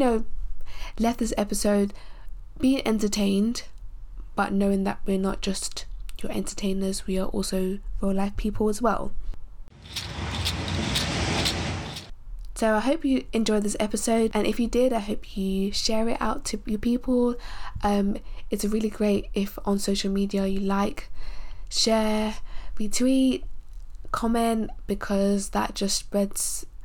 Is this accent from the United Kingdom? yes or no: yes; United Kingdom; being a Nigerian born in the UK